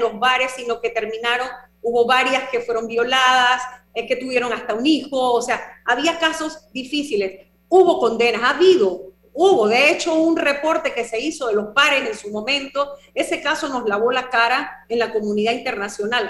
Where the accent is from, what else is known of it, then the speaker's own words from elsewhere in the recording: Panama; una sociedad como la panameña, que nosotros, bueno, el comercio es lo nuestro